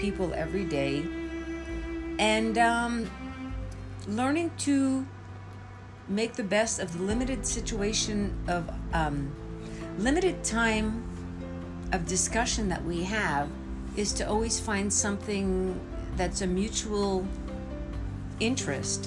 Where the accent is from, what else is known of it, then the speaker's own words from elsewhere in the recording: Montreal, Quebec, Canada; moved away as an adult; I grew up in Montreal